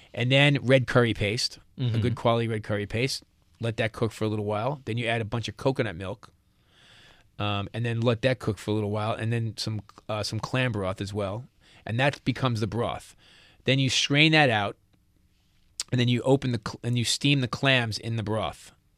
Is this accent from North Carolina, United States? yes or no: no; New York, United States; accent: New York; I'm a New Yorker.